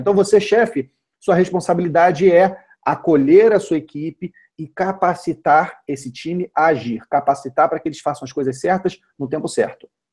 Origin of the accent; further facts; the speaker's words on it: Vitória, Espírito Santo, Brazil; eu sou de Vitória, no Espírito Santo